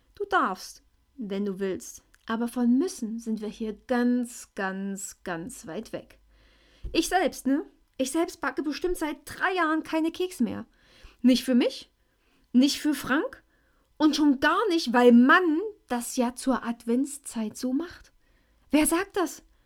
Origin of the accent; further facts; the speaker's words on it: Schleiz, Thuringia, Germany; ich bin aus Schleiz.